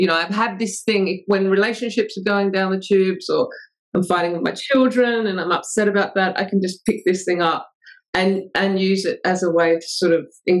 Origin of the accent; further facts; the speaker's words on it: England, United Kingdom; So, well, I'm English, but my mum's English.